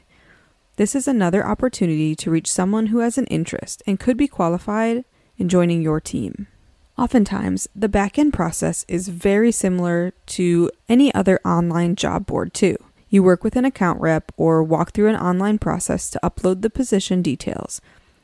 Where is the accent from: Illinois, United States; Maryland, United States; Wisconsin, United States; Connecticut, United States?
Wisconsin, United States; a college town in; I grew up in a college town. There's a four-year university in my hometown that's part of the University of Wisconsin system.